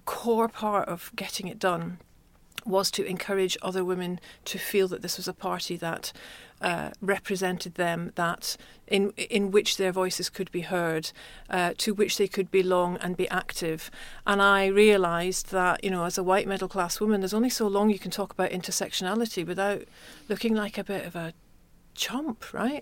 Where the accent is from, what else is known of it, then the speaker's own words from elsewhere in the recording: Glasgow, Scotland, United Kingdom; I was growing up in Glasgow